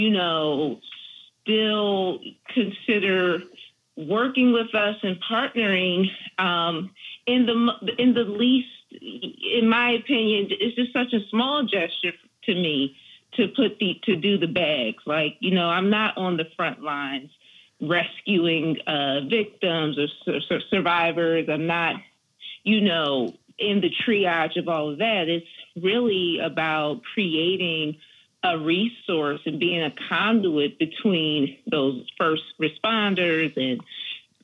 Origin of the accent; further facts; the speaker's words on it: Philadelphia, Pennsylvania, United States; I'm a Philly born and raised, not West Philadelphia